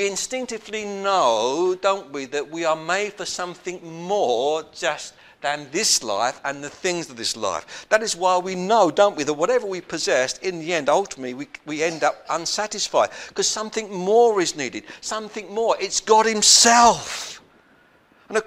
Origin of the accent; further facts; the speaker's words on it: London, United Kingdom; When I was growing up in South London